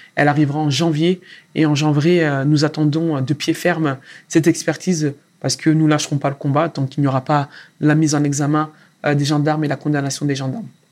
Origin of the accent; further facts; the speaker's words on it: Sarcelles, Île-de-France, France; moved away; j'ai derrière moi 12 ans à Sarcelles. À Sarcelles, dans le quartier où tu as grandi, où j'ai appris énormément de choses, où j'ai grandi moi aussi